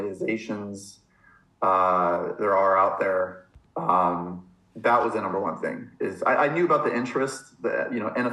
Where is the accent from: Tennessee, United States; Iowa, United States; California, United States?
California, United States; Los Angeles; also born or lived in San Diego; where I grew up in Los Angeles